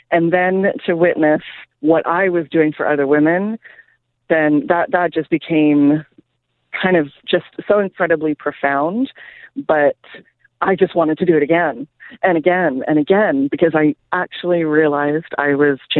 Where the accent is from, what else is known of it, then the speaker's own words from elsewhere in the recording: Canada; also born or lived in England; now in United States; my husband's from Brazil. I'm from Canada and England.